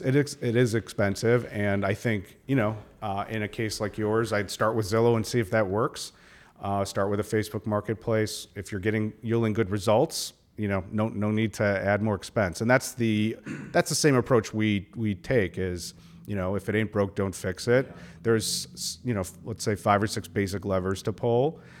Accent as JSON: {"language": "English", "town": "Milwaukee", "region": "Wisconsin", "country": "United States", "tie": "born or raised there", "said": "I grew up in Milwaukee"}